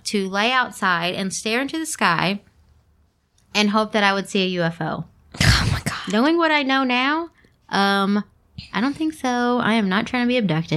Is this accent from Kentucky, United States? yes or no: yes; Kentucky, United States; also born or lived in Louisville; We are from Kentucky